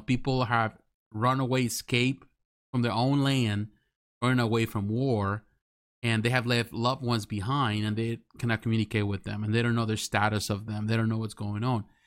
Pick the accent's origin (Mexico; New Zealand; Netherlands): Mexico; English is a second language; now in United States; when I was living back in Mexico